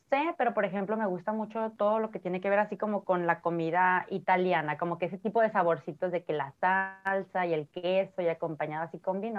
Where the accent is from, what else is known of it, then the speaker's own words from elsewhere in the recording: Ciudad Obregón, Sonora, Mexico; born there; now in Tijuana, Mexico; eh, soy bueno, nací en Ciudad Obregón, Sonora, pero actualmente vivo en Tijuana, tengo 36 años.